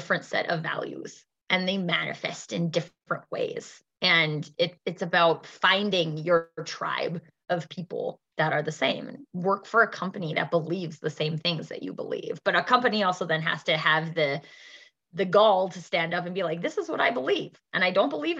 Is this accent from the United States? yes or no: no; Canada; also born or lived in Alberta; In Alberta, in Canada, I'm Canadian